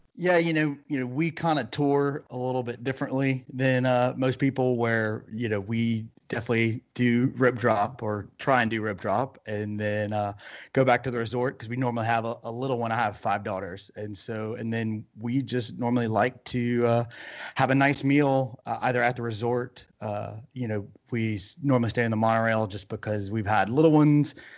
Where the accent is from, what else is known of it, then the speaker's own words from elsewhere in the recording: Louisiana, United States; moved away as an adult; now in Arizona, United States; we're from Louisiana